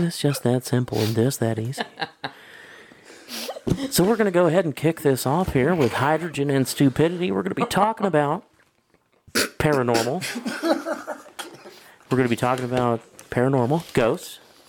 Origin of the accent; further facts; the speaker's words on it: Alabama, United States; We hail from Alabama, the Bible Belt.